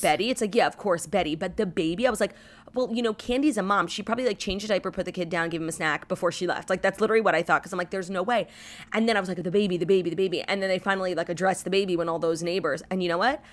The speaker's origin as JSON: {"language": "English", "town": "New York City", "region": "New York", "country": "United States", "tie": "born or raised there", "said": "new places in my hometown."}